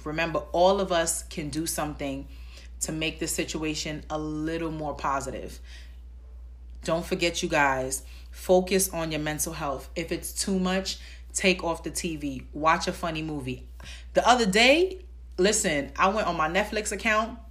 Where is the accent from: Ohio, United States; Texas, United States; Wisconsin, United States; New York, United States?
New York, United States; New York City; I'm from the Bronx